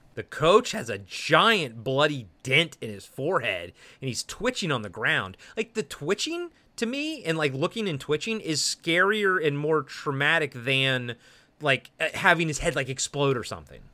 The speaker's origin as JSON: {"language": "English", "town": "Baltimore", "region": "Maryland", "country": "United States", "moved": "yes", "said": "I'm from Baltimore"}